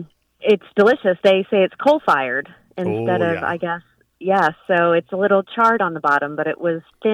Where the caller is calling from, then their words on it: Norfolk, Virginia, United States; I'm calling from Norfolk, Virginia.